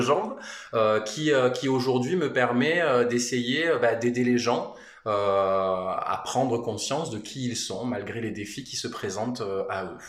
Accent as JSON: {"language": "French", "town": "Manosque", "region": "Provence-Alpes-Côte d'Azur", "country": "France", "tie": "born or raised there", "said": "on est originaire avec mon épouse de, la région. Enfin moi je suis de Manosque, mais c'est quand même de la de la région"}